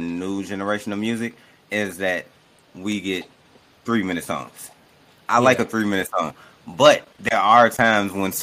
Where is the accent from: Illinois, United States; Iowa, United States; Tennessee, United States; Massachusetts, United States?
Illinois, United States; Chicago; moved away as an adult; now in Ohio, United States; I'm from Chicago, and it's like I don't care where I live. Like I've been in Ohio for 3 years. I'm from Chicago.